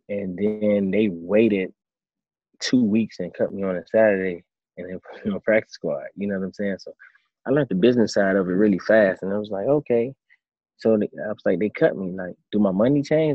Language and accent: English; Miami, Florida, United States; now in Tampa, United States; in Miami, my hometown.